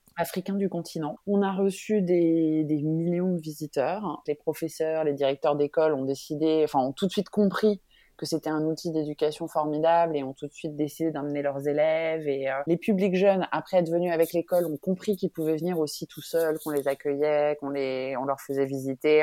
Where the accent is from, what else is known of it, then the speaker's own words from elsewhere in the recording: France; also born or lived in Benin; En tant que Française